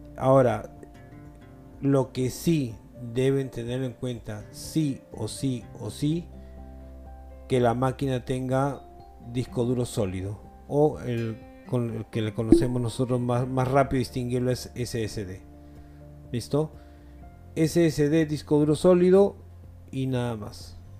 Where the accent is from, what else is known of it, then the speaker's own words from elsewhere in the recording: Peru; acá en mi país, en Perú